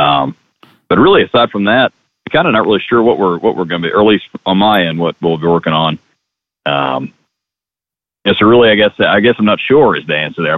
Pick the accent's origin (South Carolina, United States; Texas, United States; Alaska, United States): South Carolina, United States; Charleston; moved away as an adult; also born or lived in Clemson, South Carolina; now in Oxford, Mississippi, United States; I'm from Charleston, South Carolina, and went to Clemson for my undergrad